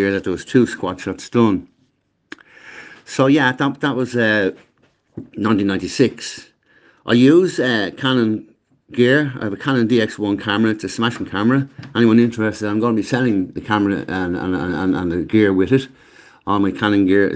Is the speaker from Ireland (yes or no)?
yes; Dublin, Leinster, Ireland; I was born in Cabra West on Iskana Road